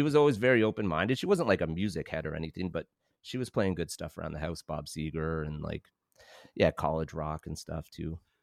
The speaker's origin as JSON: {"language": "English", "town": "London", "region": "Ontario", "country": "Canada", "tie": "born or raised there", "lives_now": "Hamilton, Canada", "said": "I grew up in London."}